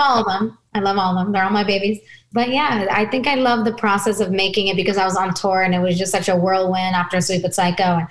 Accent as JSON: {"language": "English", "country": "United States", "said": "I'm an American kid"}